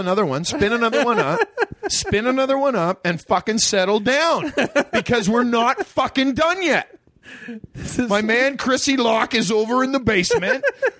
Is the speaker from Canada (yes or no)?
yes; Ottawa, Ontario, Canada; now in Los Angeles, United States; I'm from Ottawa, man, and when I lived in Ottawa, I loved foreign films. I hate foreign films now, man. I live in L.A.